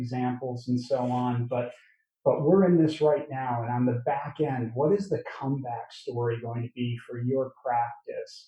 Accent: Chicago, Illinois, United States; I'm from Chicago

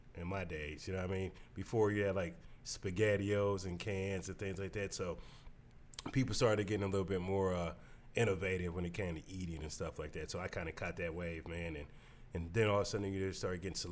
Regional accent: Canton, Ohio, United States; moved away as an adult; also born or lived in Cleveland, Ohio; now in Akron, United States; I'm from Canton, so I went to Akron U

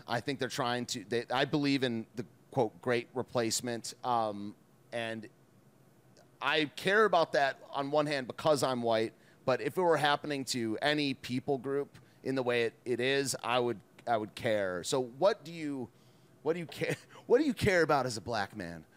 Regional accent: United States; I am an American

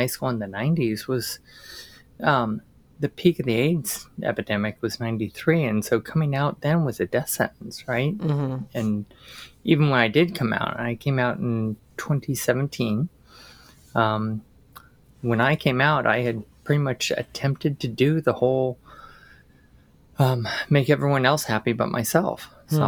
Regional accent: San Francisco Bay Area, California, United States; I grew up in the San Francisco Bay Area.

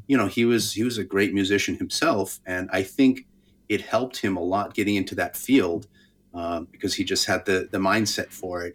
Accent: Albuquerque, New Mexico, United States; I grew up in Albuquerque

